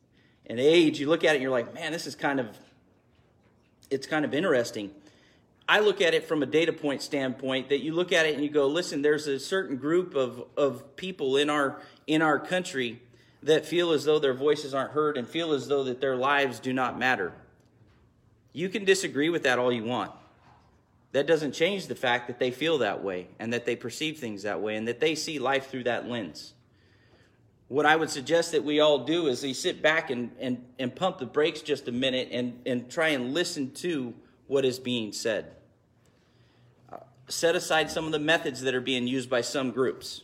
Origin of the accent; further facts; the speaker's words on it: United States; as an American